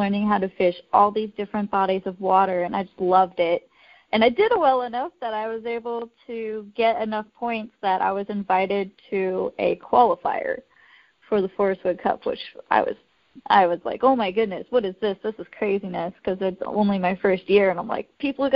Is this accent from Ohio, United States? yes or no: no; Idaho, United States; I grew up in Idaho